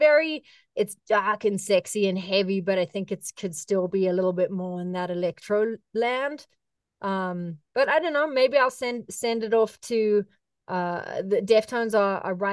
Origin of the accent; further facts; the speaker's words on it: South Africa; moved away; as a kid growing up in South Africa